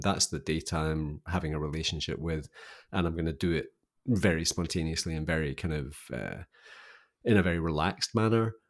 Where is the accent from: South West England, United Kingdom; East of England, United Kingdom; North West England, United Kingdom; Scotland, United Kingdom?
Scotland, United Kingdom; Scottish Highlands; So I grew up in Scotland, in the kinda highlands of Scotland.